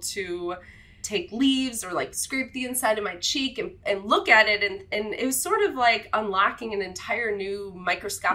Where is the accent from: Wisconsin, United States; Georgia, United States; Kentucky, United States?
Wisconsin, United States; I grew up in Wisconsin